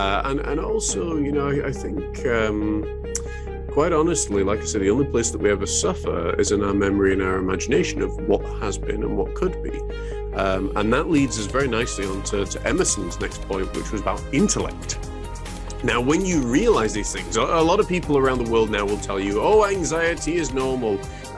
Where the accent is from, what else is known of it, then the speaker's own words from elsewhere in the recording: Huddersfield, Yorkshire and the Humber, United Kingdom; I'm actually originally from England, in the Midlands, in Huddersfield